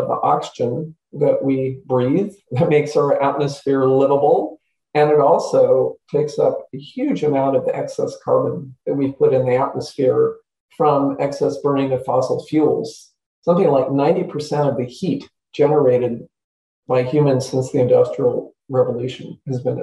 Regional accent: Santa Clara Valley, California, United States; I grew up in the Santa Clara Valley, what we now call the Silicon Valley

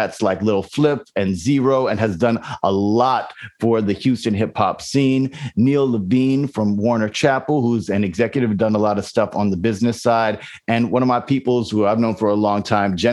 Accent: U.S. Virgin Islands; I grew up in St. Croix in the Virgin Islands

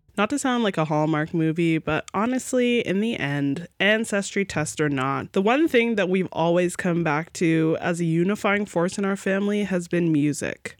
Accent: Mississauga, Ontario, Canada; where I grew up in North Mississauga

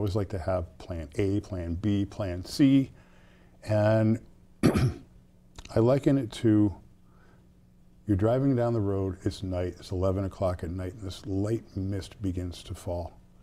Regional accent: South Deerfield, Massachusetts, United States; I grew up in South Deerfield, which is a small town

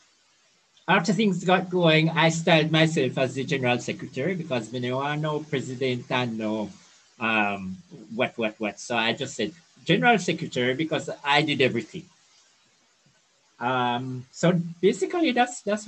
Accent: Brown's Town, Saint Ann, Jamaica; So I grew up in Brownstown. It's a small country town in St. Anne

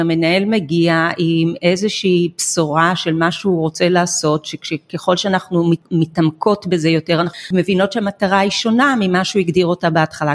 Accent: Israel; אנחנו כישראלים

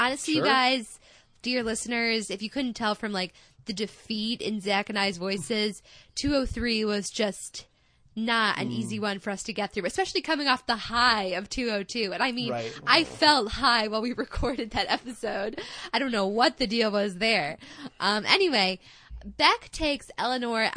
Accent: Midwest, United States; accent: Midwestern; my Midwestern accent

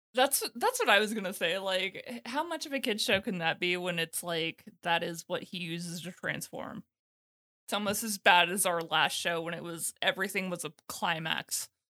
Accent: United States; being an American

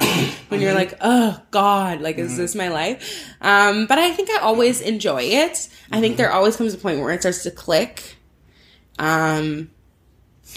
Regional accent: Burlington, Ontario, Canada; also born or lived in Toronto / Oakville; I moved to like right on the border. It's like Burlington, Oakville, that area.

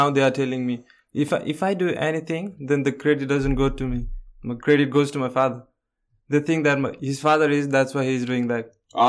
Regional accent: Kathmandu, Bagmati, Nepal; Yeah, Kathmandu.

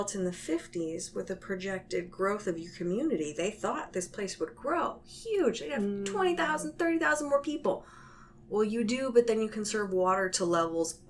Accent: San Jose, California, United States; also born or lived in Portland, Oregon; I'm originally from San Jose, so I grew up around here

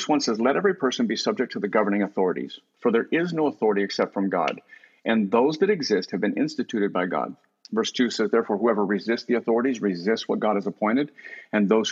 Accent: United States; growing up in America

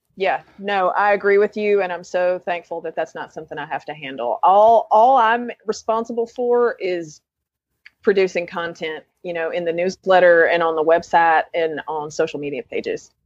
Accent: Lenoir, North Carolina, United States; moved away as an adult; now in Asheville, United States; I grew up in Lenore, North Carolina, um, which is a couple counties east of here

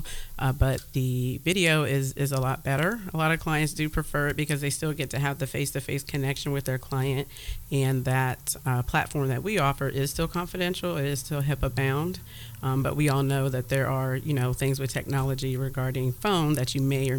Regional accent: Louisville, Kentucky, United States; moved away as an adult; now in Columbus, United States; I'm actually from Louisville.

